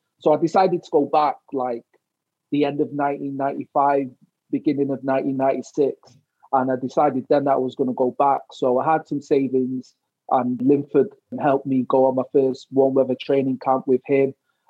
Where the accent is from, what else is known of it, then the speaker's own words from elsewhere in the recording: England, United Kingdom; now in Wales; I didn't suffer any racism there, I gotta say I was treated well, especially as an Englishman moving to Wales.